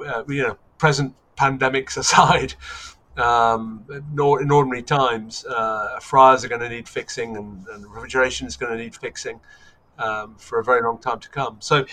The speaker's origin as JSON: {"language": "English", "country": "Germany", "tie": "born or raised there", "said": "I grew up in Germany, in the American sector in Germany, and listened to AFN"}